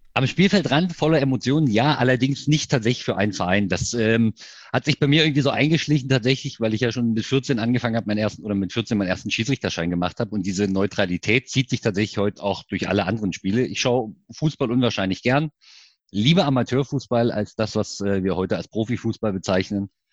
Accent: Görlitz, Saxony, Germany; now in Leipzig, Germany; wohnhaft in Leipzig, gebürtiger Görlitzer. Das heißt Ossi wirklich

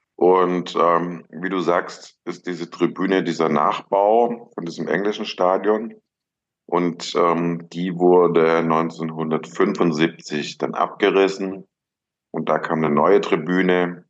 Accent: Ludwigsburg, Baden-Württemberg, Germany; also born or lived in Stuttgart; Ich bin zwar in Stuttgart geboren, aber im Umland von Stuttgart aufgewachsen, in Ludwigsburg.

